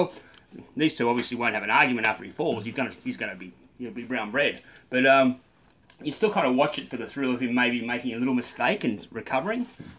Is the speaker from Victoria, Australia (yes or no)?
no; Canberra, Australian Capital Territory, Australia; I love seeing a bloke who was born and raised in the Canberra-Queanbeyan area go surfing. I love it because it doesn't come naturally to us.